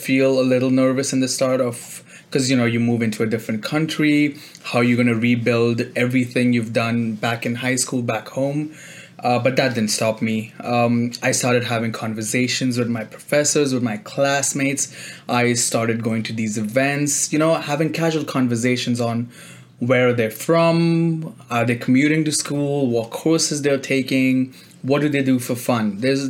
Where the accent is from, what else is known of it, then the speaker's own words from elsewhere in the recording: Kuwait; moved away as an adult; now in Toronto, Canada; I came here from Kuwait. I was an international student when I joined university in Toronto.